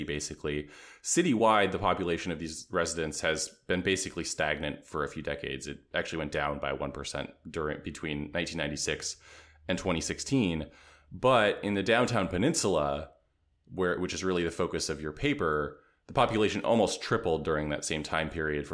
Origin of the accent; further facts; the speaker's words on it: Seattle, Washington, United States; Having grew up my whole life in the Seattle area